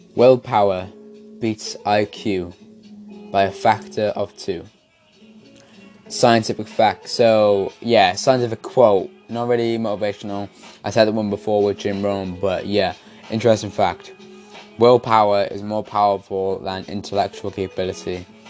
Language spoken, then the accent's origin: English; Wales, United Kingdom; You can definitely tell I'm Welsh